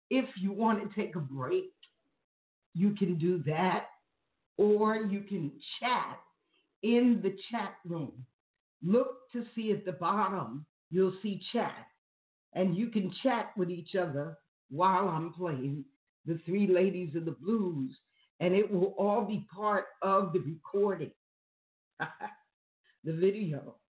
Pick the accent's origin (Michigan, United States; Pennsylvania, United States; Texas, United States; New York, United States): New York, United States; moved away as an adult; Okay, I'm from New York. I left New York in 1970.